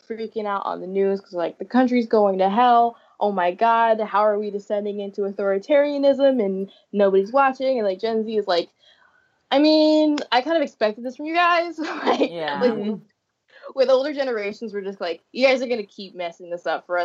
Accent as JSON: {"language": "English", "town": "Elkhart", "region": "Indiana", "country": "United States", "tie": "born or raised there", "also_born_or_lived": "New Jersey", "moved": "as an adult", "lives_now": "Massachusetts, United States", "said": "where I went to high school, where I lived for the last 10 years before I moved here"}